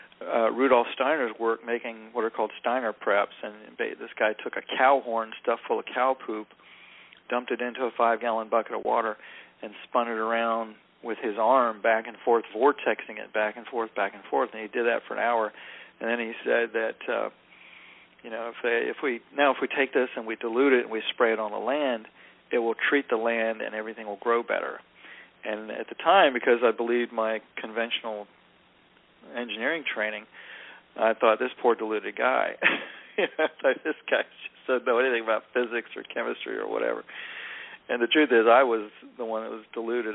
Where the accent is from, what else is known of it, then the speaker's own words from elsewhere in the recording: North Carolina, United States; southern guy growing up in North Carolina back in the 60s and 70s